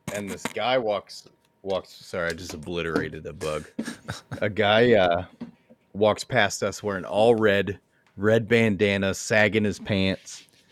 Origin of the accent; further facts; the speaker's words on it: United States; I'm an American